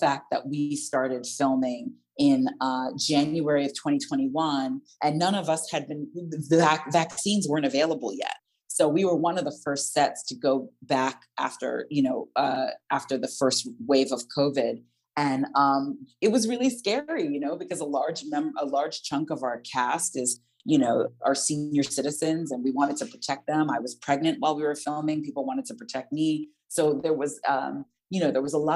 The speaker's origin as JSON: {"language": "English", "country": "United States", "accent": "American", "moved": "as an adult", "lives_now": "London, United Kingdom", "said": "as an American with a, you know, fairly strong American accent"}